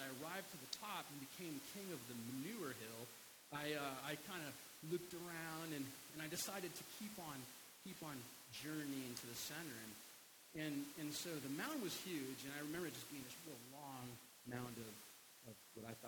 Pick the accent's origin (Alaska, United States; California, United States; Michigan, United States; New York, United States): Alaska, United States; I was born and raised in Alaska, and all of my childhood memories from Christmas are from Alaska